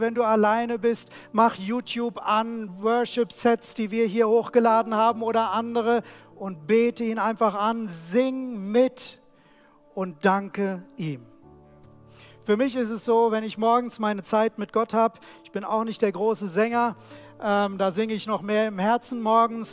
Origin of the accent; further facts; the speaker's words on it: Germany; Wir als Deutsche